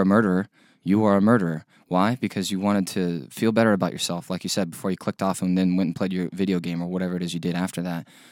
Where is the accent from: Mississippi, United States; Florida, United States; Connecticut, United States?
Florida, United States; Middleburg; from Middleburg, Florida. I still live there